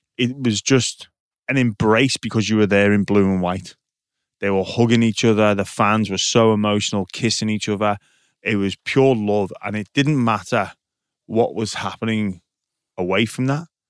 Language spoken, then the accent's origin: English; England, United Kingdom; now in Australia; I had a bit of a joke about being English